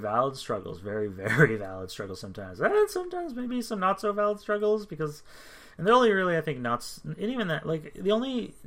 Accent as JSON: {"language": "English", "country": "United States", "said": "I'm American"}